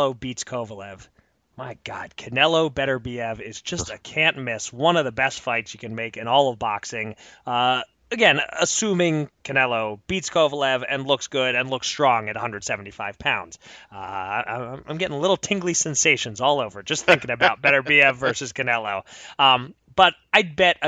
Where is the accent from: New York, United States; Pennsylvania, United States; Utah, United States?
Pennsylvania, United States; my home state of Pennsylvania